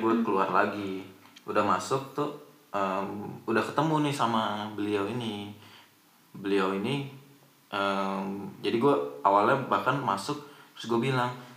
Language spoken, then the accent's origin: Indonesian; Indonesia; now in Germany; Dari Indonesia.